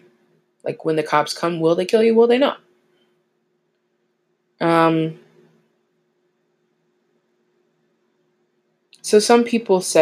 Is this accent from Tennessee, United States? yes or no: yes; Tennessee, United States; I hail from Old Country, Tennessee